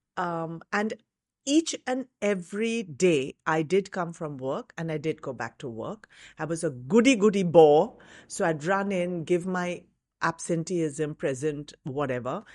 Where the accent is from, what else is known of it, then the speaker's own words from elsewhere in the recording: Mumbai, Maharashtra, India; I grew up in Bombay.